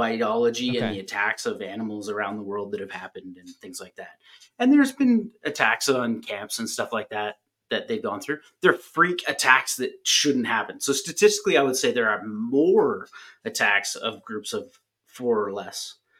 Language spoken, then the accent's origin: English; Canada; I'm a Canadian.